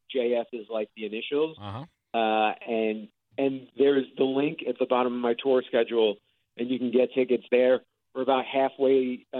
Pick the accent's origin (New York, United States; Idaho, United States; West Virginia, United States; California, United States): New York, United States; moved away as an adult; also born or lived in Los Angeles; now in Fort Myers, United States; So I'm from New York. I grew up in New York, and my family's still up there.